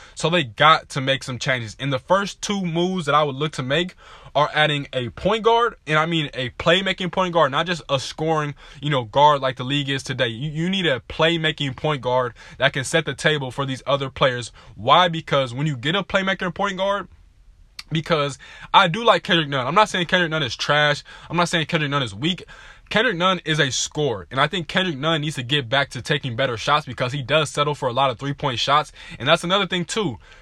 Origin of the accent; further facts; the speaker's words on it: Southern California, United States; I'm from Southern California